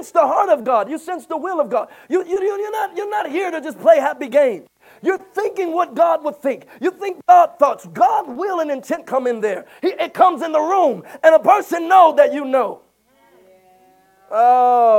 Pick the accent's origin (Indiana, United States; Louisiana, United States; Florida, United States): Louisiana, United States; I'm from Louisiana